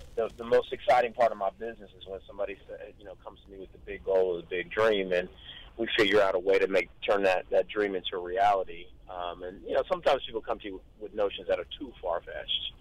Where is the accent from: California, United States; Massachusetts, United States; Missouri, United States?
California, United States; Long Beach; I grew up in East Long Beach.